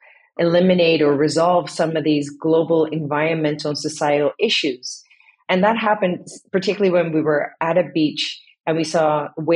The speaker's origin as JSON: {"language": "English", "country": "Indonesia", "tie": "born or raised there", "also_born_or_lived": "Netherlands", "moved": "yes", "lives_now": "Amsterdam, Netherlands", "said": "half Dutch, half Indonesian. I was born in the Netherlands. And then as a family, we moved to Indonesia in the 80s. And living there, seeing how nature is everywhere"}